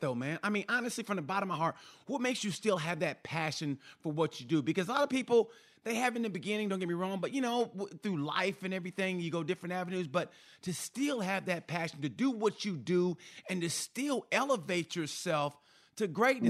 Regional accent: Muskogee, Oklahoma, United States; growing up in Oklahoma

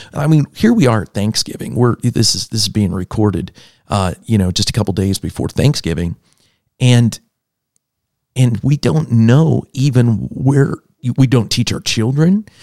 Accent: Pennsylvania, United States; I'm from Pennsylvania, so I understand the Quaker

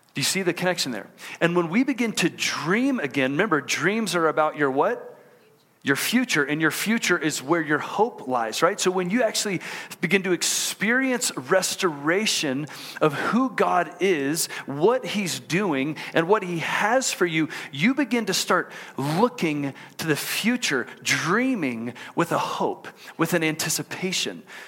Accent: Houston, Texas, United States; moved away as an adult; also born or lived in College Station, Texas; now in Utah, United States; I grew up in Houston

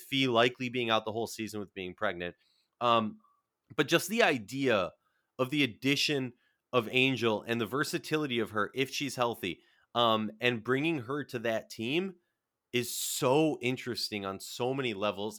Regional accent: Minnesota, United States; I'm from Minnesota

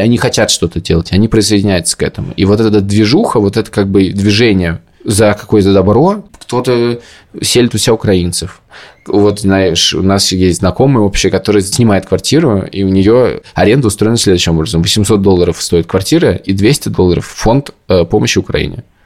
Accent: Moscow, Russia; moved away as an adult; now in Tbilisi, Georgia; я из Москвы

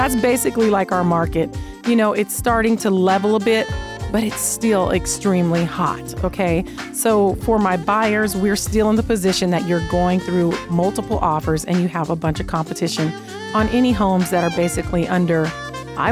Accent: Seattle, Washington, United States; now in Las Vegas, United States; I live here in Vegas. This is my home, but I was born in Seattle

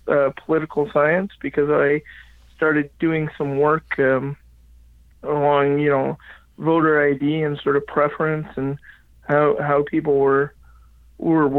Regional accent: Regina, Saskatchewan, Canada; moved away as an adult; also born or lived in Halifax, Nova Scotia; I grew up in Regina, Saskatchewan

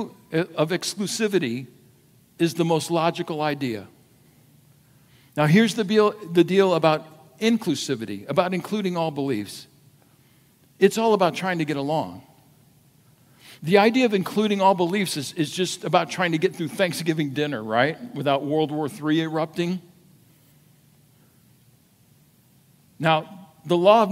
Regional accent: United States; as an American

